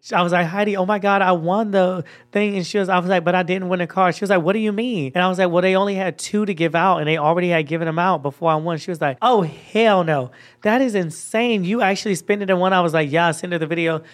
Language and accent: English; Georgia, United States; accent: Georgia; moved away as an adult; now in Los Angeles, United States; it's my Georgia accent. This is how I talk when I'm back at home